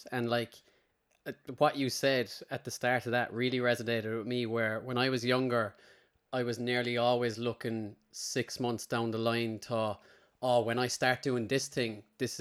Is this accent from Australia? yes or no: no; Limerick, Munster, Ireland; I grew up in Limerick